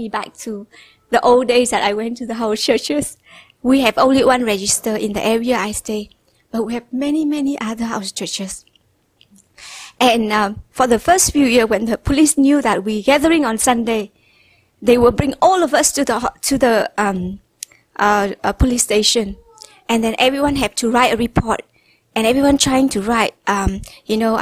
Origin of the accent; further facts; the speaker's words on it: Vietnam; English is a second language; I was studying in one of the best school in Hanoi